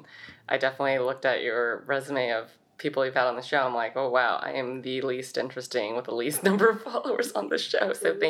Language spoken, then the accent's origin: English; Saratoga, California, United States; So I grew up in Saratoga, California. This is a town in the Bay. I've been there my whole life